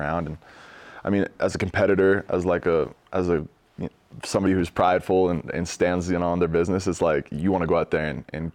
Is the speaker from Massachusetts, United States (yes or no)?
no; Salt Lake City, Utah, United States; I grew up in Salt Lake.